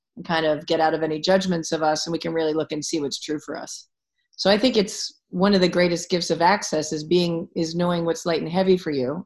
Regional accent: Philadelphia, Pennsylvania, United States; I'm from Philadelphia

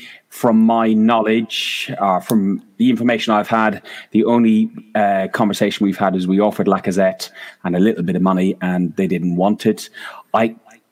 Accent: Ireland; as an Irishman

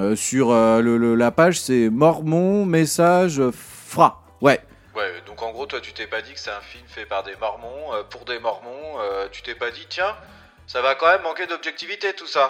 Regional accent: France; je suis français.

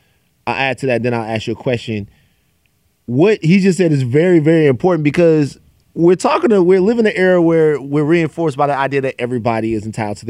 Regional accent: Baton Rouge, Louisiana, United States; moved away; I'm not even from there, I'm from Baton Rouge, so shout out to my hometown.

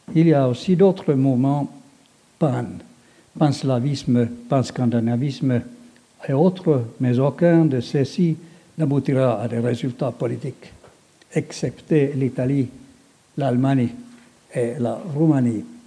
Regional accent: Finland; chez nous dans le Grand-Duché de Finlande

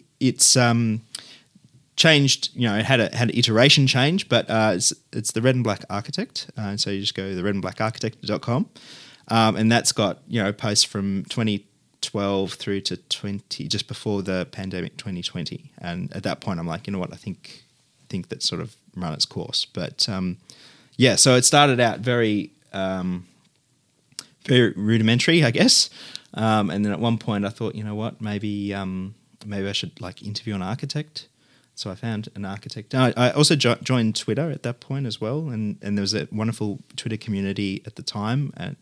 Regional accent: Mulgrave, Victoria, Australia; Well, it would have to be the suburban home that I grew up in Mulgrave, which was a quite a beautiful double brick suburban house with high cathedral ceilings and mission brown rafters and appointments, I guess.

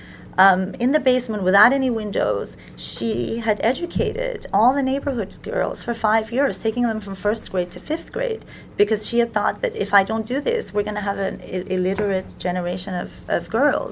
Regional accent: United States

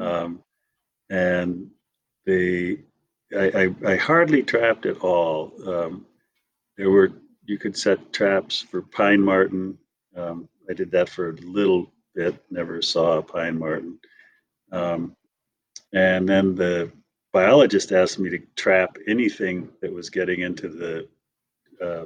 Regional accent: Wisconsin, United States; moved away; also born or lived in Missoula, Montana; I grew up in Wisconsin.

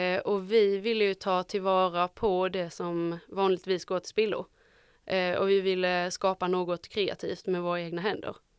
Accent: Osby, Skåne, Sweden; Jag är från Osby

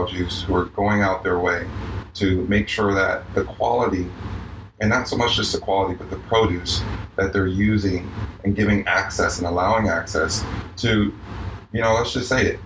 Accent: New York, United States; now in Miami, United States; I'm a New Yorker

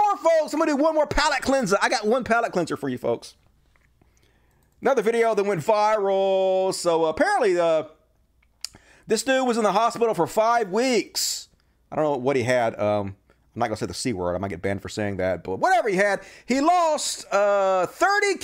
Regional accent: United States; I'm American

